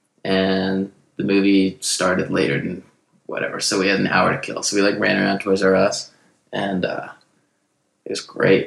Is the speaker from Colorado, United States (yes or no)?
no; Salt Lake City, Utah, United States; I'm from Salt Lake. Like, we don't really have any kind of water around here.